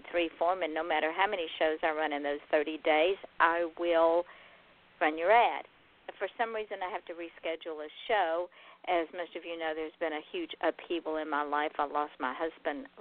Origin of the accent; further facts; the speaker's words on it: Georgia, United States; my home state of Georgia